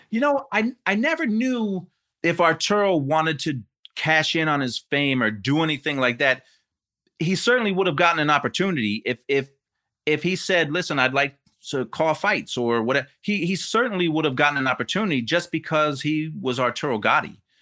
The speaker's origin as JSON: {"language": "English", "town": "Rahway", "region": "New Jersey", "country": "United States", "tie": "born or raised there", "said": "I grew up in Jersey"}